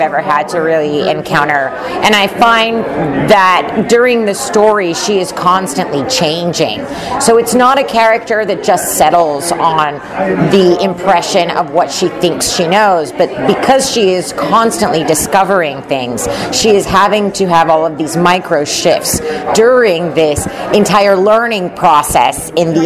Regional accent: Puerto Rico; moved away as an adult; now in Los Angeles, United States; I'm originally from Puerto Rico. I moved to California to go to USC to get my MFA in acting

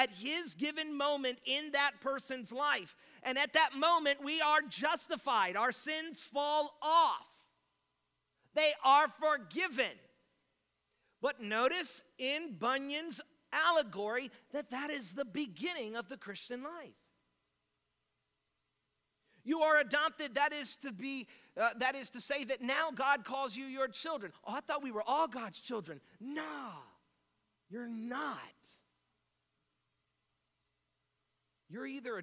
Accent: North Miami, Florida, United States; I'm from North Miami

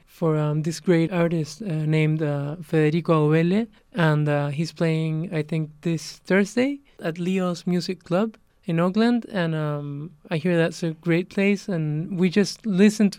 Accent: Peru; we're from Peru

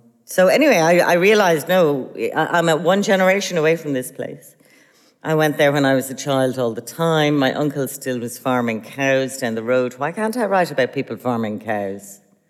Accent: Ireland; when you're growing up in Ireland

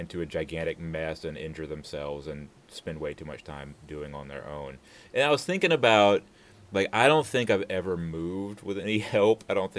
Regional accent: Destin, Florida, United States; moved away; when I was growing up in Destin

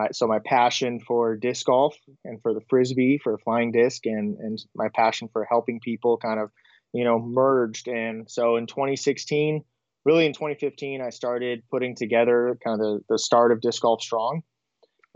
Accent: Southern California, United States; moved away as an adult; now in Monterey, United States; Growing up in Southern California

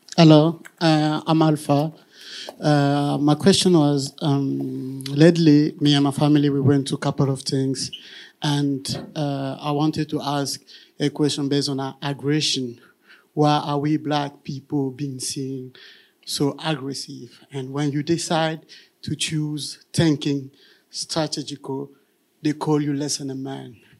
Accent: Kinshasa, DR Congo; moved away; I'm from Kinshasa, and Kinshasa, you cannot just leave your house

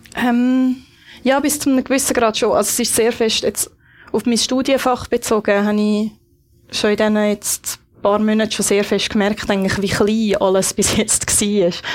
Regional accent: Switzerland; als Schweizer

